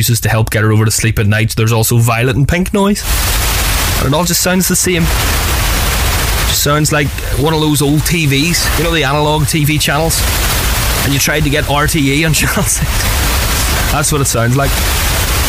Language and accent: English; Belfast, Northern Ireland, United Kingdom; that's where I grew up